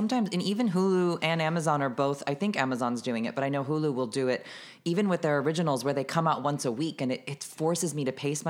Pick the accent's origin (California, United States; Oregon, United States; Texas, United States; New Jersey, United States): California, United States; San Diego; also born or lived in New York; now in Los Angeles, United States; Born and raised in San Diego, California, and lived in New York for over 17 years and now been in LA for two.